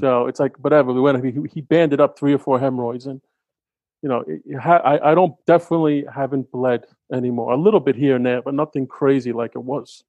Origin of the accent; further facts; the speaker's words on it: New York, United States; I'm a New Yorker